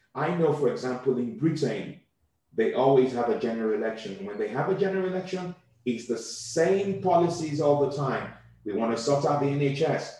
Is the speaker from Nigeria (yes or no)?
yes; Southwest Nigeria, Nigeria; now in United Kingdom; I come from the Yoruba tribe.